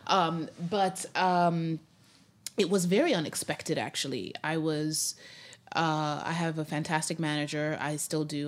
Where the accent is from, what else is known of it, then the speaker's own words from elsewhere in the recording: Zimbabwe; moved away as an adult; also born or lived in Grinnell, Iowa, United States; now in United States; And then we moved back to Zimbabwe, and uh, that's where I was raised from age five to age 19.